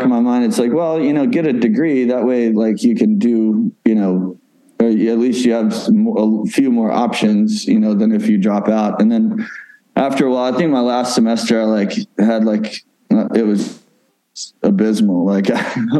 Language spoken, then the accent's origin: English; Oxford, Mississippi, United States; Ole Miss, which is like in my hometown